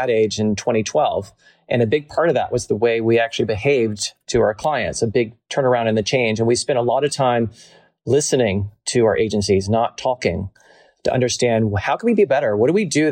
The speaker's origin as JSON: {"language": "English", "region": "the South", "country": "United States", "tie": "born or raised there", "also_born_or_lived": "New York / Atlanta", "said": "I was born and raised in the South"}